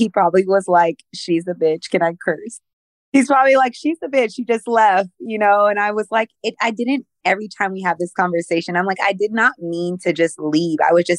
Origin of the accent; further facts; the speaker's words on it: Philippines; born there; Yes, I was born in the Philippines. My father was military. So we moved like every 3 years.